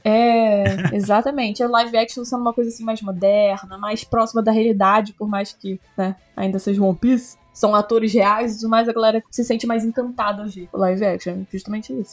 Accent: Rio de Janeiro, Brazil; accent: carioca; Também sou carioca

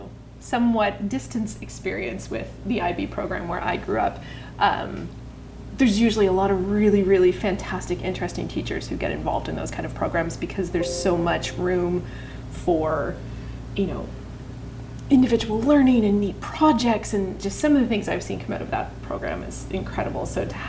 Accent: Atlantic Canada, Canada; I grew up on the East Coast.

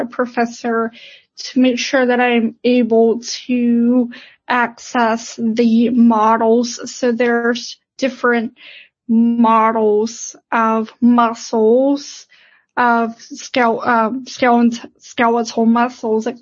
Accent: Pittsburgh, Pennsylvania, United States; I'm from Pittsburgh originally, so I am an hour away from home.

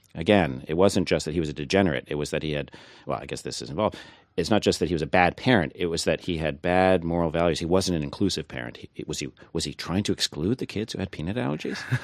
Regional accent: Thunder Bay, Ontario, Canada; now in United States; I grew up in Thunder Bay, Ontario, so my Canadian creds are actually better than yours

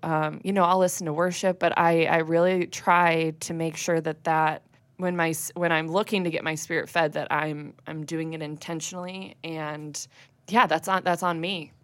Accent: West Chicago, Illinois, United States; I grew up in the Christian Reformed Church, and I went to a, a church out in West Chicago.

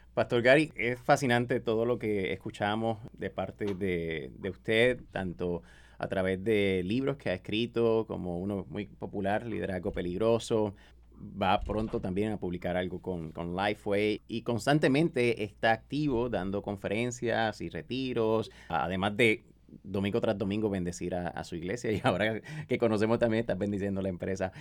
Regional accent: Mexico; decimos en mi país, en el casco de México

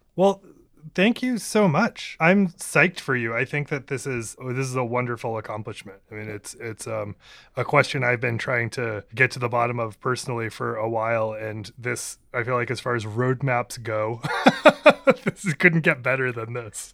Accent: Maine, United States; moved away; I'm originally from Maine

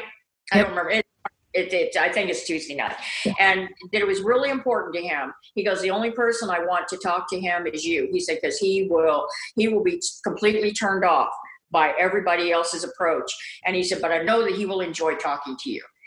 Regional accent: Midwest, United States; I grew up in the Midwest, and there was a lot of prejudice there

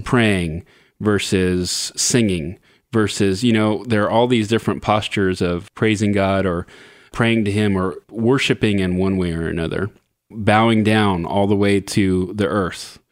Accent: Southern California, United States; I grew up in Southern California

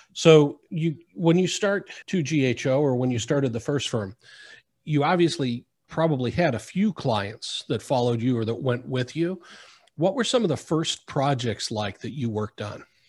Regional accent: Midwest, United States; now in South Florida, United States; Growing up in the Midwest, there was no water planning

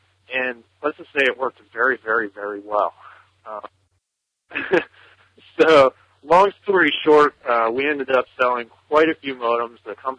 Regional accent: Newtown, Pennsylvania, United States; I'm from Newtown, Pennsylvania, in the United States. We're about 40 miles north of Philadelphia.

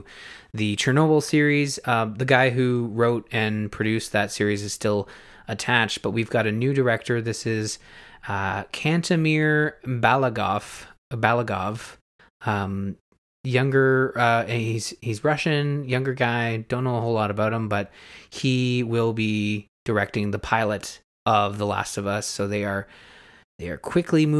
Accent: Canada; I'm Canadian.

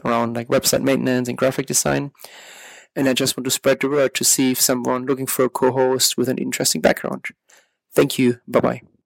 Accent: Germany; also born or lived in United States; now in London, United Kingdom; I was born in Germany, uh, lived in the States for many years, worked for a big I T and management consulting company, And I now live in U K

